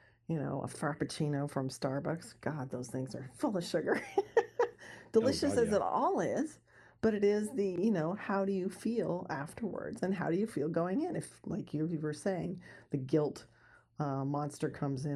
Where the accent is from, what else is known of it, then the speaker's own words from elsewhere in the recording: Santa Barbara, California, United States; I grew up in Santa Barbara, California, which is in Southern California, right on the beach